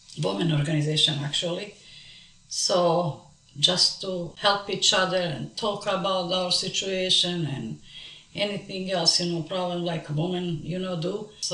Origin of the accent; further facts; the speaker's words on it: Kosovo; moved away as an adult; also born or lived in Montenegro; now in Dallas, United States; I was born in Montenegro. I'm coming from the parents were different nationality. My mom was Montenegrin and my father was Kosovar from Drenica. So I live in Montenegro with my parents for 14 years. After 14 years, we moved to Kosovo.